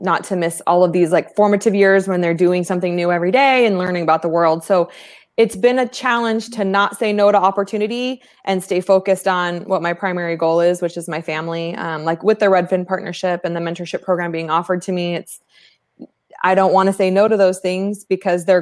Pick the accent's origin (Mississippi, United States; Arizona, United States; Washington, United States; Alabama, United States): Arizona, United States; East Valley; Born and raised in the East Valley